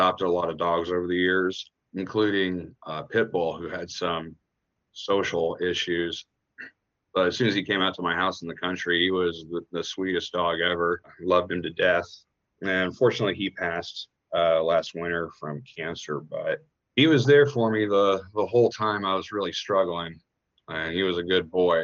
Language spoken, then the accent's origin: English; Lawrence, Kansas, United States; also born or lived in Minneapolis, Minnesota; growing up in Lawrence and going to a new school